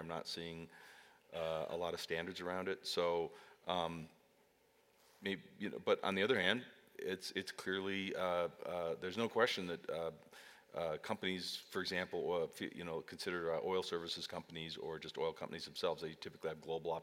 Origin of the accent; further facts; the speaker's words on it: Great Plains, United States; I grew up on the Great Plains